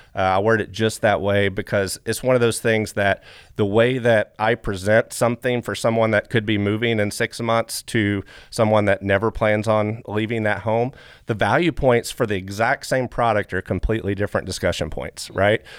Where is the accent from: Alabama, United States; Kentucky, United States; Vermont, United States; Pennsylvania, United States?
Kentucky, United States; Flatwoods; I come from Flatwoods, Kentucky